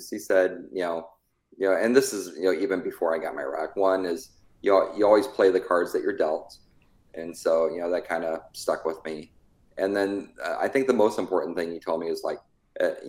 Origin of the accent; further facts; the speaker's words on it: California, United States; born there; also born or lived in Azores / Tennessee; So I was born out in Travis Air Force Base in California. Lived there till I was like six, and then we moved overseas to the Azores Islands.